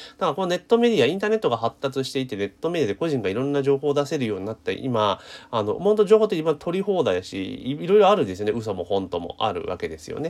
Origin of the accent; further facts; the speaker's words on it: Osaka, Japan; 私、大阪市民じゃなくて府民ですから